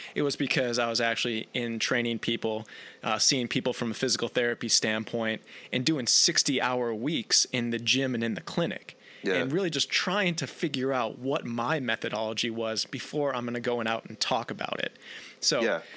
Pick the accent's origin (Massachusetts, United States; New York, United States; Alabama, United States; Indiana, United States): New York, United States; outside of Buffalo; I'm actually from the other side of the border, uh, outside of Buffalo, New York